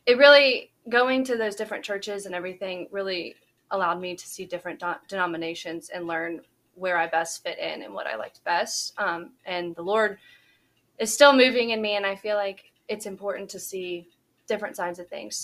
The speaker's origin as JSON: {"language": "English", "town": "Shreveport", "region": "Louisiana", "country": "United States", "tie": "born or raised there", "moved": "as an adult", "lives_now": "Baton Rouge, United States", "said": "I grew up on a farm just right outside of Shreveport"}